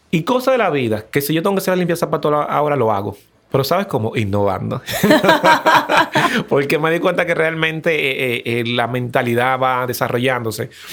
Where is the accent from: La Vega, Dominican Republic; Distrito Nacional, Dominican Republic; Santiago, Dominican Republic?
Distrito Nacional, Dominican Republic; Los Frailes, Las Américas; cuando tú vienes de un barrio, me acuerdo que fue en Los Frailes, en las Américas